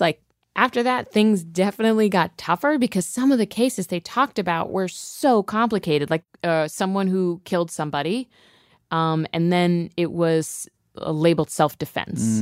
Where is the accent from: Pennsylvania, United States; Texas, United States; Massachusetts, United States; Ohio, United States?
Ohio, United States; moved away; I'm from Ohio